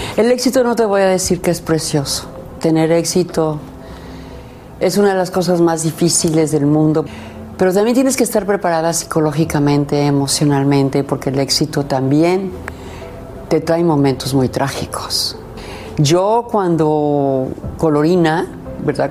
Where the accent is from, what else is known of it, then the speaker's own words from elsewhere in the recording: León, Guanajuato, Mexico; soy de León, Guanajuato